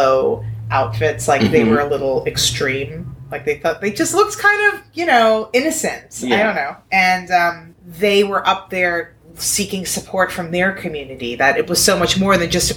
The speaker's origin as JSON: {"language": "English", "town": "New York City", "region": "New York", "country": "United States", "tie": "born or raised there", "said": "I grew up in New York City, so, you know, the world looks like Sesame Street to me."}